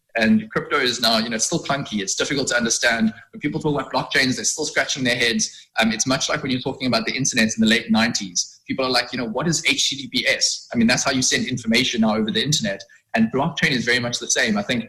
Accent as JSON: {"language": "English", "country": "South Africa", "said": "as a South African"}